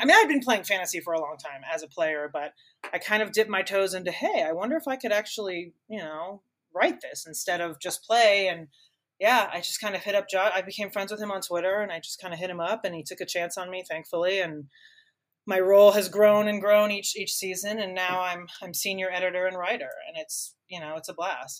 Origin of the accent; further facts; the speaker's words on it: Miami, Florida, United States; moved away as an adult; now in Denver, United States; I grew up in Miami my parents were original season ticket holders with the Dolphins